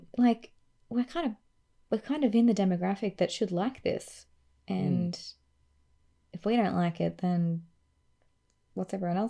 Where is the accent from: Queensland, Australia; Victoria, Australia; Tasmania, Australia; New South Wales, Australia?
Queensland, Australia; I'm from Queensland